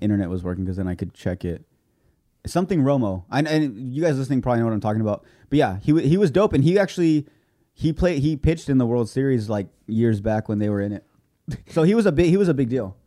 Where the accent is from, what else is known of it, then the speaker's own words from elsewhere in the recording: Imperial Valley, California, United States; I'm from this area. I'm from the Imperial Valley